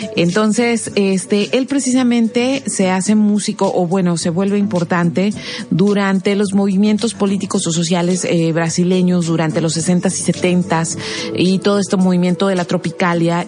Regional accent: Mexico; para nosotros los mexicanos

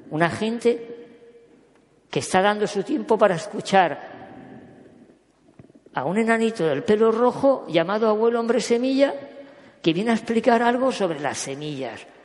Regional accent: Catalonia, Spain; also born or lived in Córdoba; yo soy catalán nacido en Córdoba

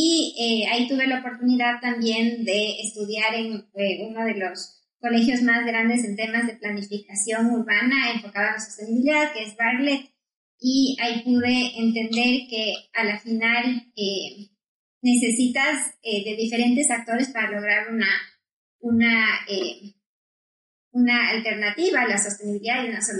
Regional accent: Quito, Pichincha, Ecuador; also born or lived in London, United Kingdom; en Ecuador, soy de Quito

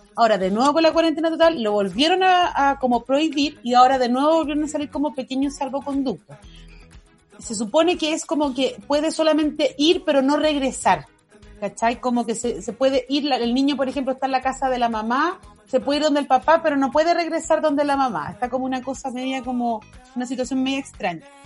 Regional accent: Chile; como sociedad chilena

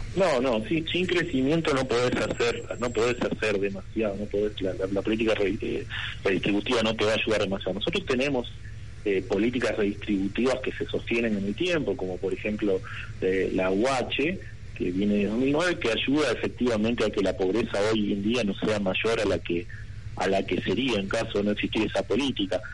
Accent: Argentina

